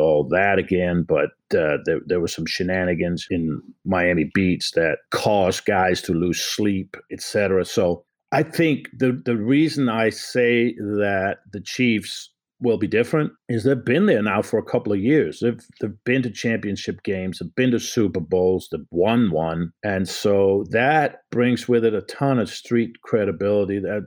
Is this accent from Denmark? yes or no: yes; Copenhagen, Capital Region of Denmark, Denmark; moved away as an adult; now in United States; I'm from Copenhagen, Denmark. So I came over in 1977 as an exchange student.